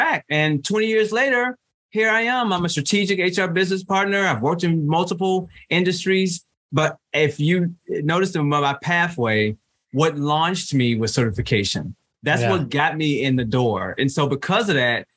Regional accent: Chicago, Illinois, United States; moved away as an adult; I'm originally from Chicago, Illinois

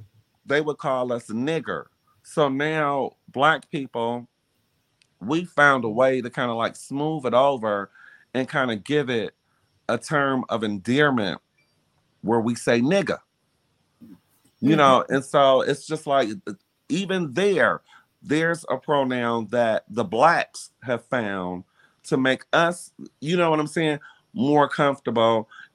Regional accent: Detroit, Michigan, United States; And, you know, growing up in Detroit in the era that, in the time that I grew up, I mean, no one ever really said too much about my sexuality.

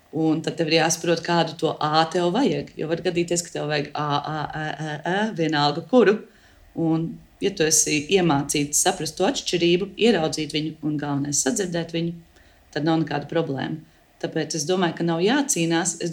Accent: Latvia; Un mēs runājam ļoti, kā latvieši, mēs runājam ļoti dziļi.

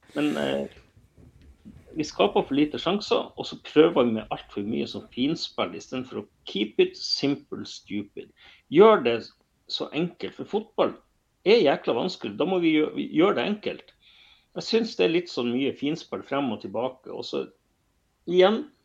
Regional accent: Bodø, Nordland, Norway; jeg vokste opp i Bodø

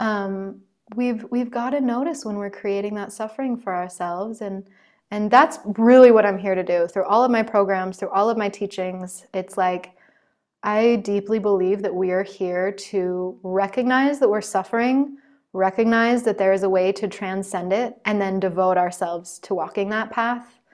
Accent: United States; I'm still an American

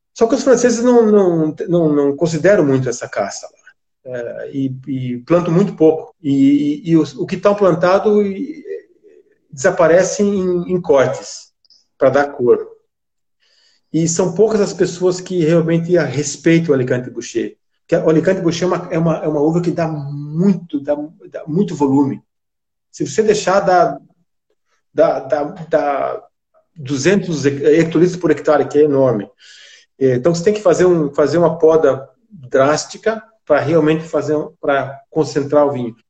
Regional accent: Brazil; now in London, United Kingdom; como brasileiro, eu sou amigo do vinho brasileiro

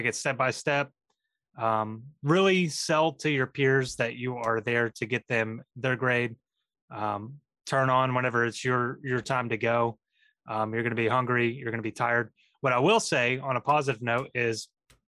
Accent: Texas, United States; moved away; I'm from Texas. I'm used to being like sweating

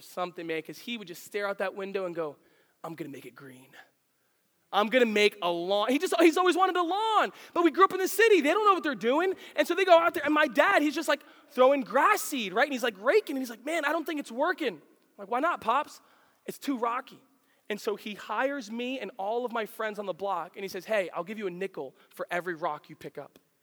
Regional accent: the Poconos, Pennsylvania, United States; also born or lived in New York City, New York; I grew up in the Poconos, and uh, you got to understand, I, I was born in New York City

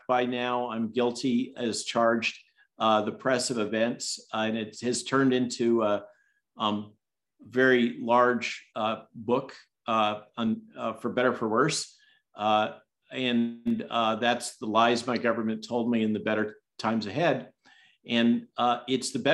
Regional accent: California, United States; moved away; my home state

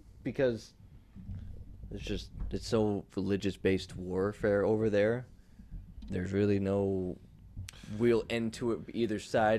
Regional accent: United States

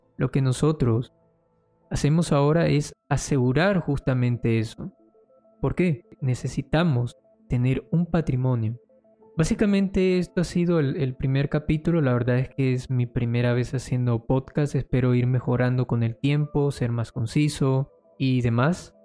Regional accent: Colombia; yo soy de Colombia y mi moneda ha perdido demasiado valor

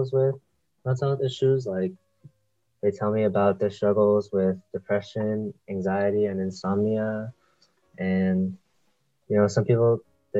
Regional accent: San Leandro, California, United States; I'm from San Leandro

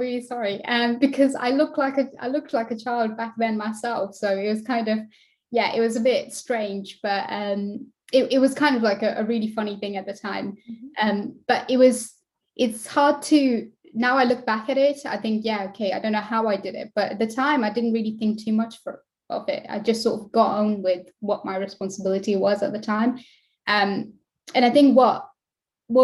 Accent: West Midlands, United Kingdom; I am from West Midlands in the UK, in England

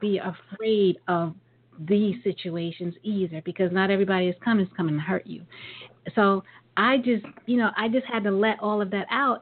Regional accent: New York, United States; growing up in New York

